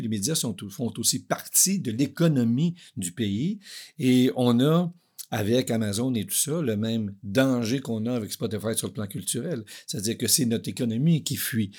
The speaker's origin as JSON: {"language": "French", "town": "Maniwaki", "region": "Quebec", "country": "Canada", "tie": "born or raised there", "moved": "yes", "said": "Je, je viens de, de l'Outaouais, puis euh, j'étais à Maniwaki."}